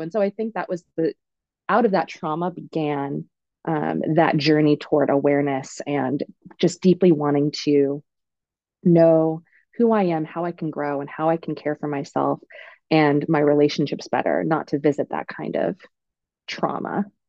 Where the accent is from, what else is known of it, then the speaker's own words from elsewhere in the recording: Oregon, United States; I'm from Oregon. I'm from Oregon.